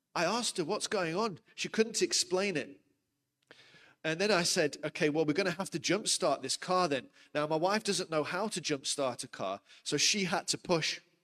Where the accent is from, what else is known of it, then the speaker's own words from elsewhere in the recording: United Kingdom; moved away as an adult; now in South Africa; I'm from the UK originally.